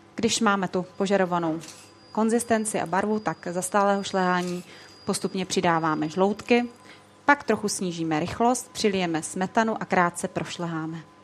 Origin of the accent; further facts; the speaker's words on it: Moravia, Czechia; moved away as an adult; now in Prague, Czech Republic; pocházím z Moravy, kde se jako vždycky peklo u nás v rodině